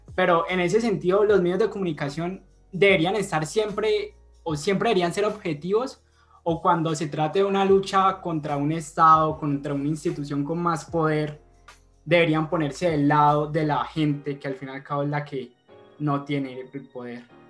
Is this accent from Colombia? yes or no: yes; Colombia; como colombianos